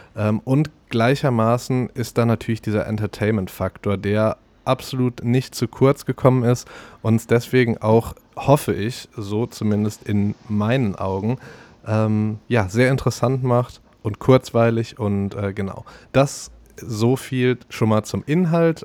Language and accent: German; Morsbach, North Rhine-Westphalia, Germany; moved away; also born or lived in Cologne; in meiner alten Heimat Morsbach